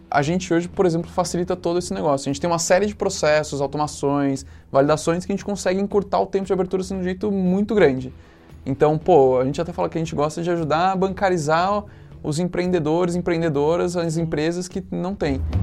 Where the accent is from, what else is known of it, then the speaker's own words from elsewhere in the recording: São José dos Campos, São Paulo, Brazil; also born or lived in Campinas; sou de São José dos Campos. Fiquei lá até a hora de fazer faculdade